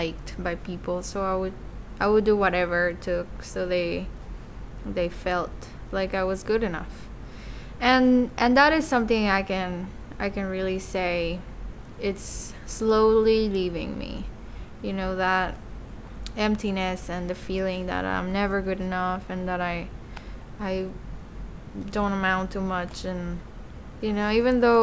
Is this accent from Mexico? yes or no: yes; Mexico City, Mexico; moved away; I was born and raised in Mexico City, in a very loving alcoholic family.